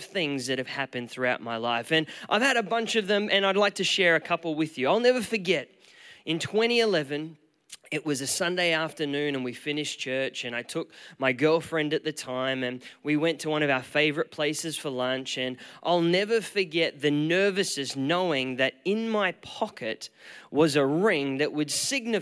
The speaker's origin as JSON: {"language": "English", "region": "Queensland", "country": "Australia", "tie": "born or raised there", "moved": "as an adult", "lives_now": "Auckland, New Zealand", "said": "I am a proud Aussie. I was born and raised in Queensland, and about 8 years ago, my wife and I moved to Auckland"}